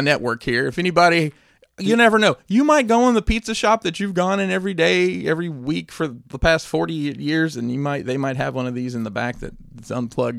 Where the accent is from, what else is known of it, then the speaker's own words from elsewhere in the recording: Alabama, United States; growing up in Alabama